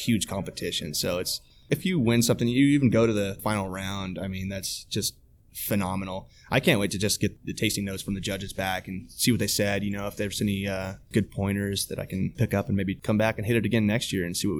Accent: California, United States; now in Manhattan, Kansas, United States; I'm originally from California

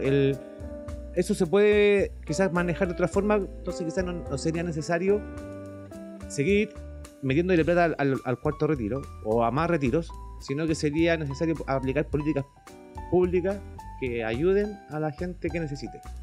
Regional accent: Chile; como chilenos, todos

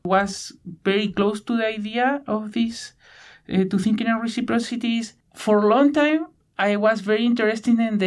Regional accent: Punta Arenas, Magallanes and Chilean Antarctica, Chile; English is a second language; moved away as an adult; now in Victoria, Canada; I am from Chile, from the west side of Patagonia, where there are a lot of channels and rainforests.

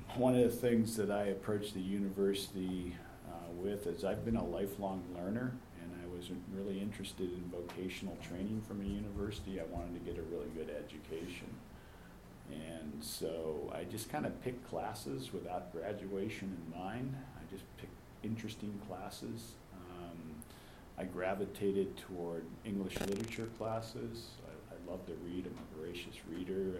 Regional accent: Youngstown, Ohio, United States; I was born and I grew up in actually in the city of Youngstown on the west side

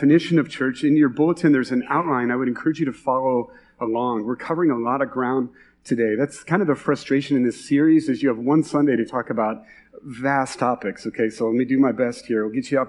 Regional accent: Iowa, United States; you can tell we're from Iowa

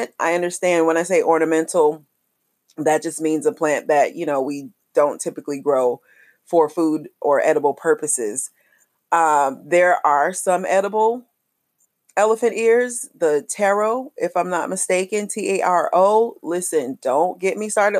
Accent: Jacksonville, Florida, United States; growing up in Jacksonville, Florida

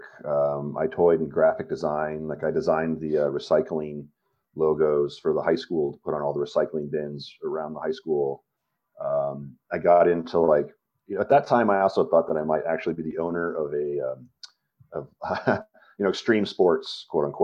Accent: Montrose, Colorado, United States; also born or lived in Blue Mesa Reservoir, Colorado; I grew up in Western Colorado, and then moved around a lot. But we grew up on Blue Mesa Reservoir, which was the vast majority of my formative years until high school, were in Montrose, and then I went to high school in Montrose

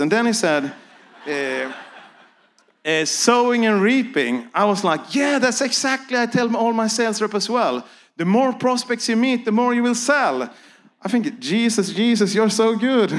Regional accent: Sweden; I'm here from Sweden

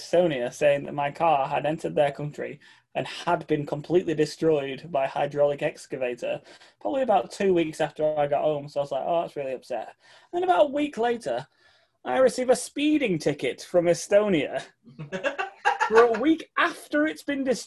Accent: England, United Kingdom; I am from England

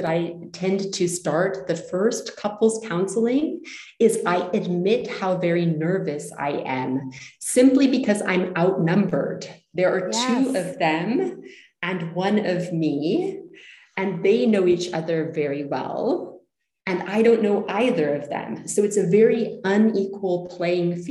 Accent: United States; moved away as an adult; also born or lived in Zurich, Switzerland; now in Switzerland; I'm originally American, currently living near Zurich, Switzerland. I've been living here for nearly 20 years

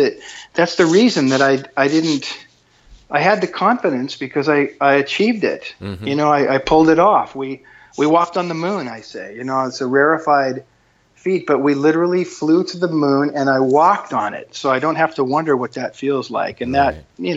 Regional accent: San Diego, California, United States; I'm from San Diego, and I come from a broken home.

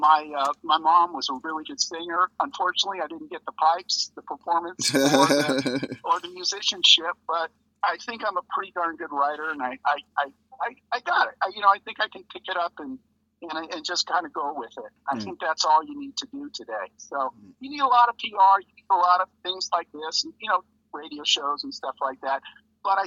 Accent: Los Angeles, California, United States; also born or lived in Valencia, California; I'm actually from the San Fernando Valley, which is about 30 miles north of L.A.

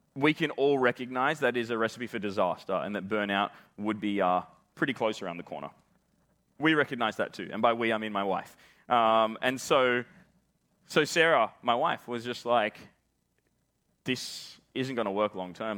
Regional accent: Australia; accent: Australian; as you can probably tell from the way that I'm talking, I am Australian

